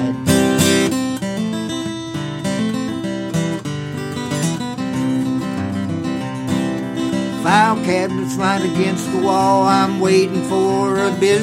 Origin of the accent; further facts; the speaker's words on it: Williamson, West Virginia, United States; I was born in Williamson, and our area had all kinds of modes of transportation